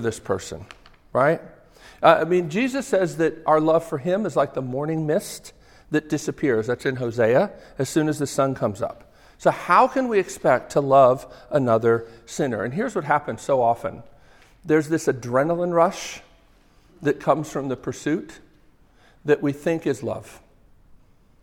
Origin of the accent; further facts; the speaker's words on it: Northeast, United States; accent: New Jersey; I grew up in the Northeast.